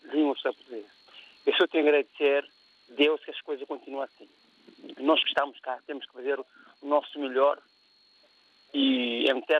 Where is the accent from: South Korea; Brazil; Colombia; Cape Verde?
Cape Verde; now in Portugal; meu terra, que é Cabo Verde, minha terra linda, que eu amo, que eu gosto, lá que, lá que eu quero estar